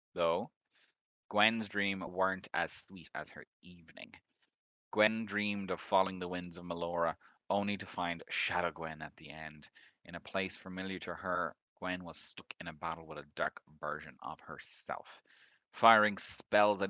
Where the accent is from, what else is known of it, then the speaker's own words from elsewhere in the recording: Ireland; we're Irish